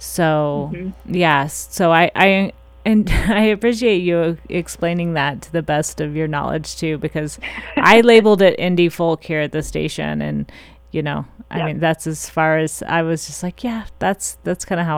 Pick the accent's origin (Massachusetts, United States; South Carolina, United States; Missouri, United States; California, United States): Missouri, United States; moved away; I'm from Missouri, so when I was there, I did some concert production stuff